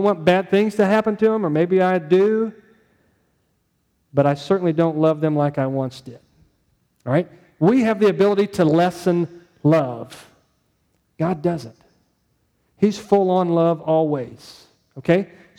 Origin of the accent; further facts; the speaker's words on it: St. Louis, Missouri, United States; Where are you from? I'm from St. Louis area. Oh, you're a Rams fan. Yeah, that's right. I'm a Rams fan.